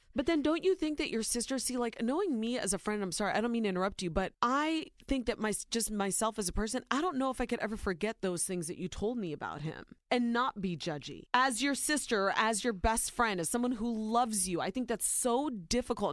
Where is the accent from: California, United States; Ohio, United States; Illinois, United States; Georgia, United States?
Ohio, United States; born or raised there